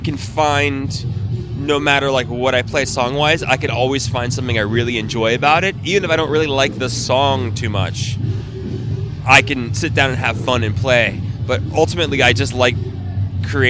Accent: Fort Lauderdale, Florida, United States; moved away as an adult; now in California, United States; I'm originally from Fort Lauderdale, Florida

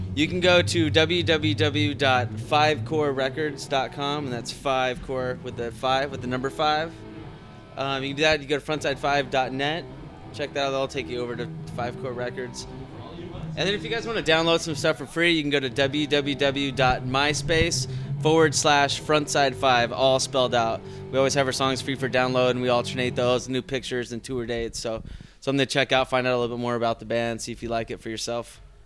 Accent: California, United States; now in Denver, United States; I'm from California originally

